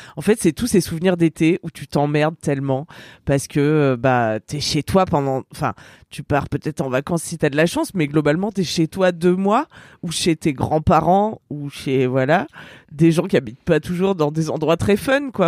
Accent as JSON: {"language": "French", "area": "Ardèche", "region": "Auvergne-Rhône-Alpes", "country": "France", "tie": "born or raised there", "said": "j'étais restée toute seule dans mon bled en Ardèche"}